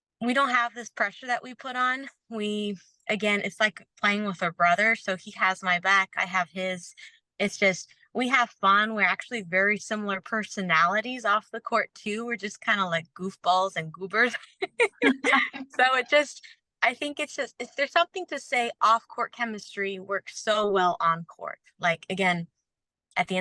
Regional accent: Florida, United States; moved away as an adult; also born or lived in Canada; now in New Braunfels, United States; most of my life in Florida. And that's where I grew up

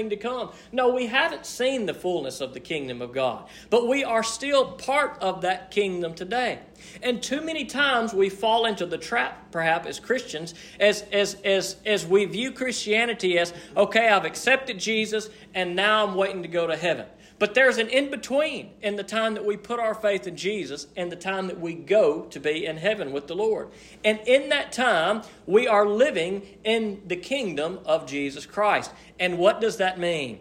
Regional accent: United States; being American

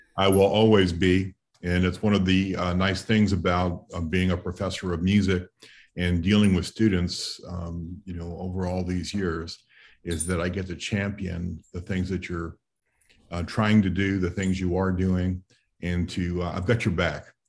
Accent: New York City, New York, United States; I grew up in New York City

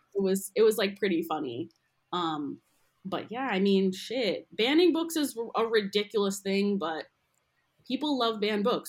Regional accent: outside Boston, Massachusetts, United States; moved away as an adult; now in New York City, United States; I'm from outside the city, and then I moved to Boston. I went to school there and went to college there

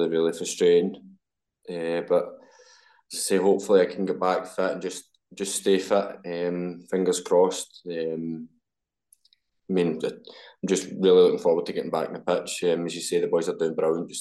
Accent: Glasgow, Scotland, United Kingdom; I'm from Glasgow

